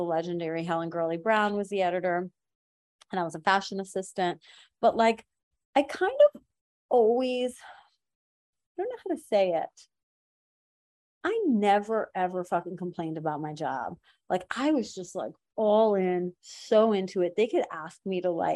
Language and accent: English; Iran; moved away; I'm from Iran